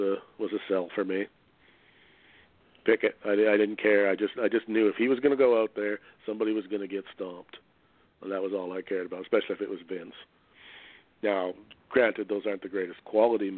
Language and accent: English; Canada; being Canadian